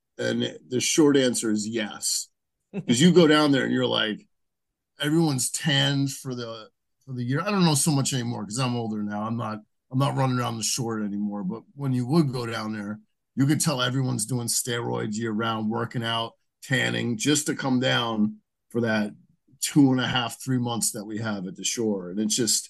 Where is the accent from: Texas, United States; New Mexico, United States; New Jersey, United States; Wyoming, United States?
New Jersey, United States; Edison; I'm from New Jersey, and I'm still here. Yeah, I grew up in Edison on the border of Woodbridge